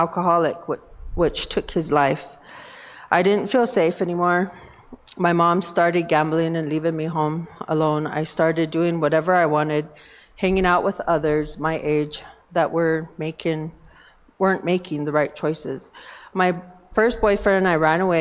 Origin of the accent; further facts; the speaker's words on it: Northern Cheyenne Reservation, Montana, United States; I'm from the Northern Cheyenne Reservation